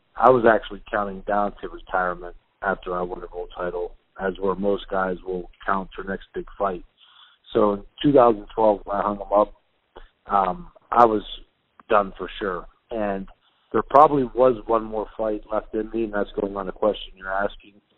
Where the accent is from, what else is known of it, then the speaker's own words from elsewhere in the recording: Youngstown, Ohio, United States; I have a fitness gym outside of my hometown